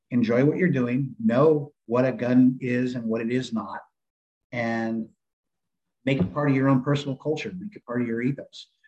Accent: San Diego, California, United States; moved away as an adult; now in Kentucky, United States; I was getting sick of California, even though I grew up there.

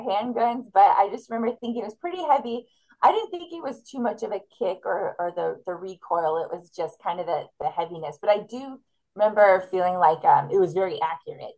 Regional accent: California, United States; moved away as an adult; now in North Carolina, United States; I am from California

